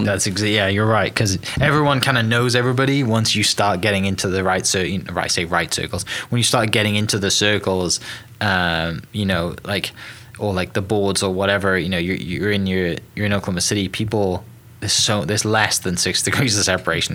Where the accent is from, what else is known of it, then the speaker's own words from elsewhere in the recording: United Kingdom; moved away; coming from the UK originally